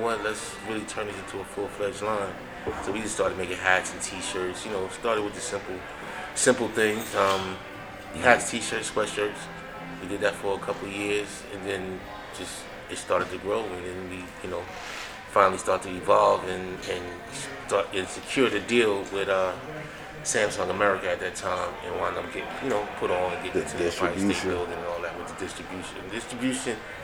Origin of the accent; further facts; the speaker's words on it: New York, United States; I'm from New York